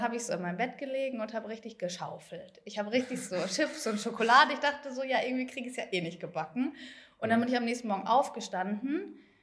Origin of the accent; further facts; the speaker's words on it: Herne, North Rhine-Westphalia, Germany; ich komme aus Herne, das ist in NRW